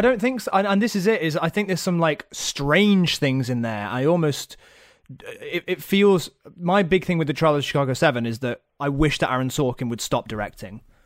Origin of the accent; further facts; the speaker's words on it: Nottingham, East Midlands, United Kingdom; I am from Nottingham